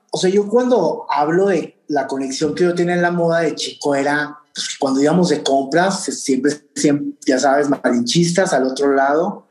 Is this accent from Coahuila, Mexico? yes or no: yes; Torreón, Coahuila, Mexico; moved away as an adult; now in New York, United States; mi formación de haber nacido en en Torreón, de ser como somos los de Torreón o del norte